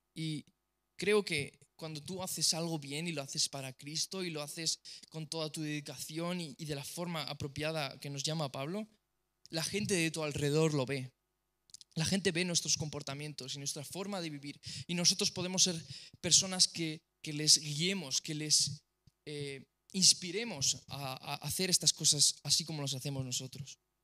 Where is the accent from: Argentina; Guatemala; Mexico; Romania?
Romania; soy rumano